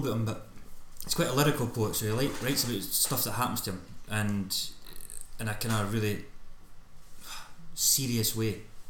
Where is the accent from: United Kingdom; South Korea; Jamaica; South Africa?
United Kingdom; Scotland